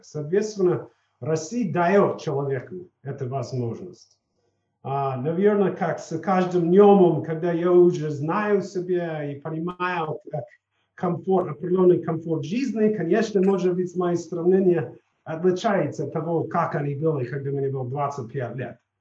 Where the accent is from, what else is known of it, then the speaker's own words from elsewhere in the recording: Colorado, United States; Russian is a second language; also born or lived in East Coast, United States / Chicago, United States / Washington, United States; now in Russia; я из Колорадо, научился в Восточной побережье, потом в университете в Чикаго